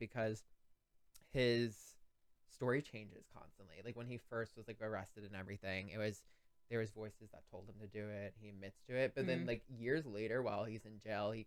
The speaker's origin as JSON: {"language": "English", "area": "Long Island", "region": "New York", "country": "United States", "said": "we're from Long Island."}